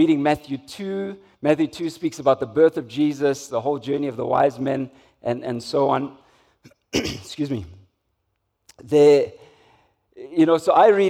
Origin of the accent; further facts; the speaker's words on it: Umlazi, KwaZulu-Natal, South Africa; growing up in Umlazi